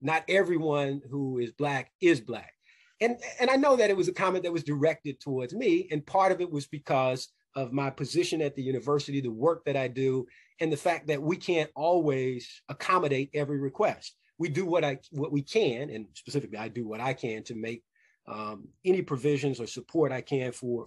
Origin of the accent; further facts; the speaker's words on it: Louisville, Kentucky, United States; growing up in Louisville, Kentucky